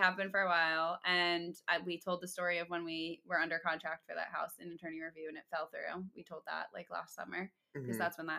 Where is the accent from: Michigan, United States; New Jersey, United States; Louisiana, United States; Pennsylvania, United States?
New Jersey, United States; Manahawkin; In Manahawkin, aka my hometown where I lived for almost 25 years. I grew up there, lived there my whole life.